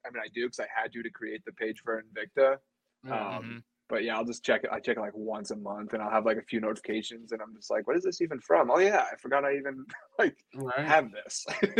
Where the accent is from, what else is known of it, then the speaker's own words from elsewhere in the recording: New England, United States; moved away as an adult; now in Phoenix, United States; living out here in Arizona. I'm not an Arizona native, though. I'm from New England originally. Army veteran.